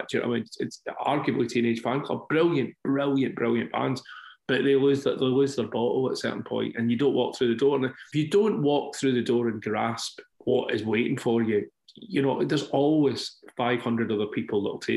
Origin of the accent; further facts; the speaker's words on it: Scotland, United Kingdom; I'm Scottish